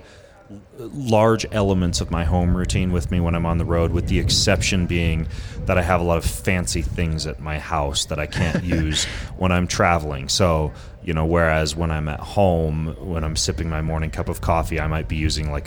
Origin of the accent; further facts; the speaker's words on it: Lewiston, Idaho, United States; I grew up in Lewiston, Idaho